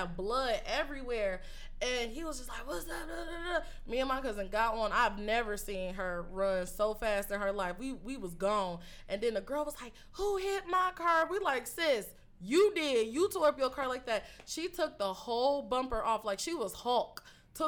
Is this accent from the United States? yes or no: yes; Detroit, Michigan, United States; I'm from Detroit.